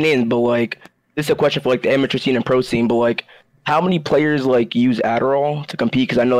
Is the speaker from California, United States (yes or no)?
no; New York City, New York, United States; I'm from New York.